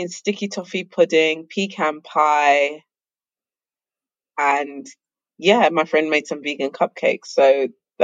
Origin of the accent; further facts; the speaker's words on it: Zimbabwe; I'm from Zimbabwe